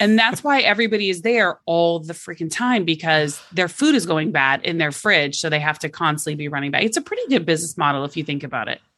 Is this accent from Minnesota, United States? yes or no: no; Oklahoma, United States; moved away; I'm from Oklahoma originally